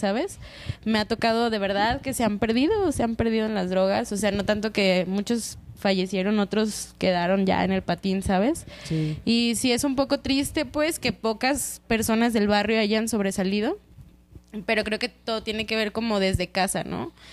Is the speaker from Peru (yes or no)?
no; Mexico; yo crecí en Loma Dorada